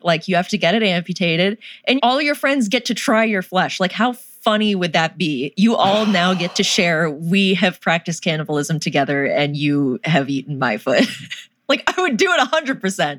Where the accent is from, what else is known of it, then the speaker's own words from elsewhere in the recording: North Carolina, United States; I'm from North Carolina